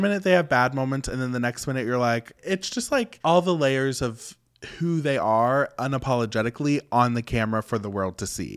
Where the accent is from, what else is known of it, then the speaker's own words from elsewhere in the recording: West Virginia, United States; I grew up in West Virginia, which is very old school